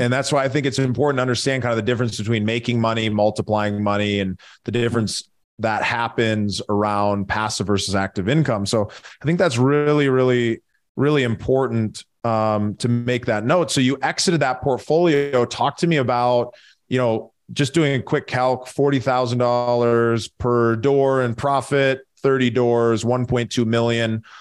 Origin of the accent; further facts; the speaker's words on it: Minneapolis, Minnesota, United States; I grew up in Minneapolis, so, uh, huge hockey town